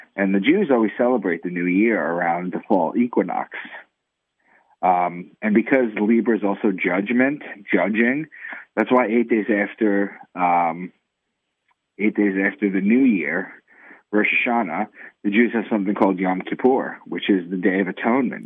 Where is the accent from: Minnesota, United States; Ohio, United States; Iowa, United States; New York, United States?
New York, United States; Long Island; moved away as an adult; also born or lived in Boston; I'm from Long Island initially, in New York, and I moved to Boston for a new job